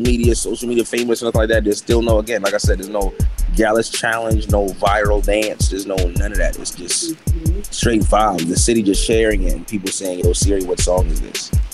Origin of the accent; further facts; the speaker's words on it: New York, United States; Uptown, Big Bronx.